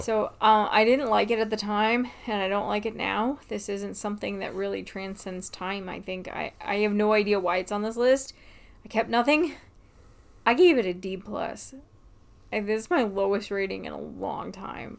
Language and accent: English; United States; I'm an American.